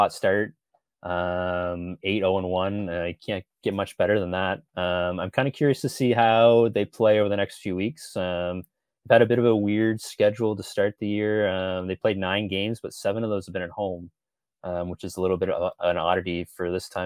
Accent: St. Stephen, New Brunswick, Canada; I'm originally from the St. Stephen area, grew up there

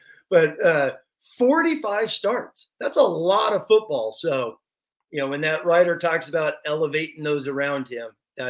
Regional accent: Los Angeles, California, United States; I grew up in Los Angeles

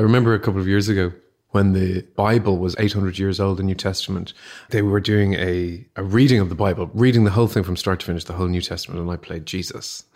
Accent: Ireland; growing up in Catholic Ireland

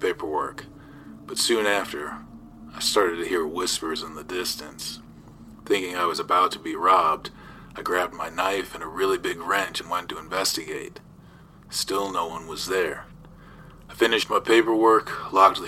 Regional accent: South Tucson, Arizona, United States; I'm from South Tucson, Arizona

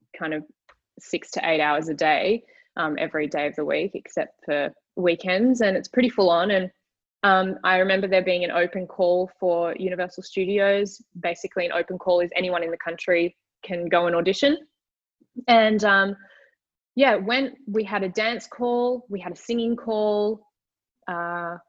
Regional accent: Sydney, New South Wales, Australia; also born or lived in Thailand / Singapore; I started school back in Sydney. Yep. And yeah, kind of spent my childhood in Sydney.

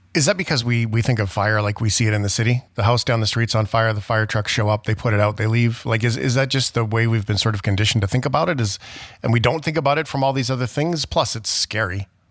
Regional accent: Port Alberni, British Columbia, Canada; moved away; also born or lived in Fort McMurray, Alberta; when I grew up, I was a young person in Port Alberni on Vancouver Island

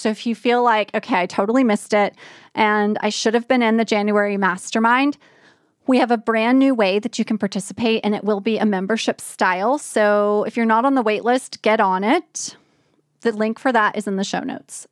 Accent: New Orleans, Louisiana, United States; moved away; New Orleans is my hometown

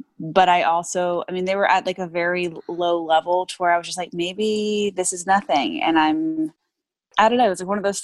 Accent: Texas, United States; now in Los Angeles, United States; I'm from Texas

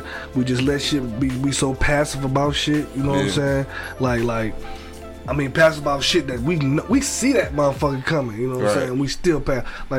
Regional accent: United States; Like we as American people

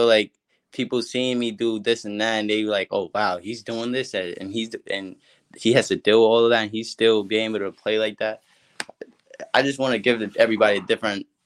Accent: Uniondale, New York, United States; Uniondale Knights, which is my hometown team in Uniondale, New York.

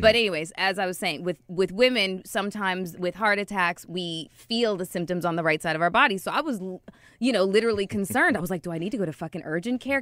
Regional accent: Toronto, Ontario, Canada; I grew up in Toronto

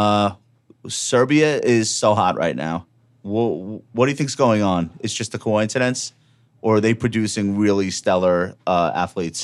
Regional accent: Long Island, New York, United States; I'm from Long Island

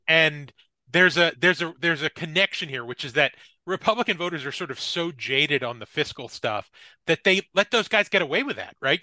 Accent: New Jersey, United States; I'm from New Jersey

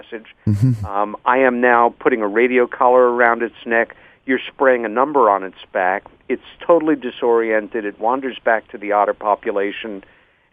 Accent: Long Island, New York, United States; my sister Helen and I had a sighting growing up on Long Island, New York, when I was 14

